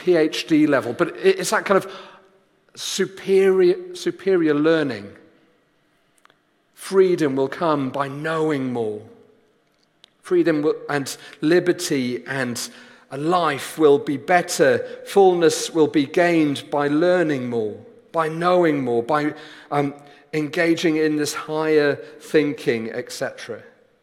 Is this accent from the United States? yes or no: no; Wales, United Kingdom; I did my GCSEs as the Welsh Joint Education Committee, the exam board that we were under